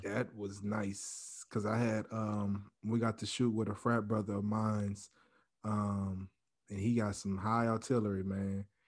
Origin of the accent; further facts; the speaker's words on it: Louisiana, United States; moved away; also born or lived in Texas; I'm from Louisiana